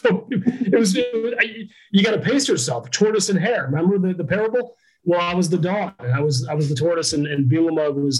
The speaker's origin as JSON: {"language": "English", "region": "Pennsylvania", "country": "United States", "also_born_or_lived": "Madison, Wisconsin", "moved": "as an adult", "said": "I'm from Pennsylvania"}